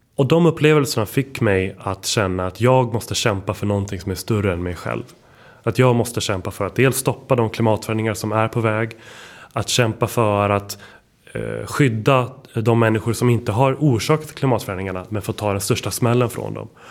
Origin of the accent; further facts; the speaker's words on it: Stockholm, Stockholm County, Sweden; Jag är faktiskt född och uppväxt här på Södermalm där vi är just nu